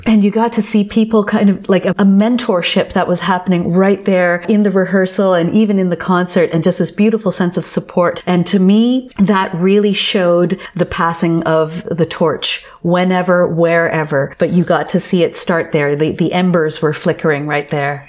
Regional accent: Toronto, Ontario, Canada; I was born and raised in Toronto

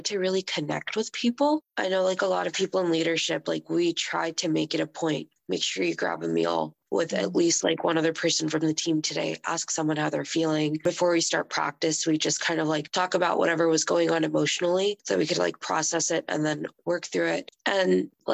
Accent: Houston, Texas, United States; moved away; I'm from Houston, and so my family will be there

